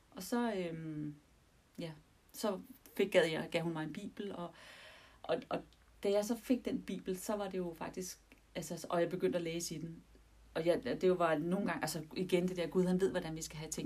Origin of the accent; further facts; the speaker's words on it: Denmark; vi er danskere, og vi anser os for at være et kristent land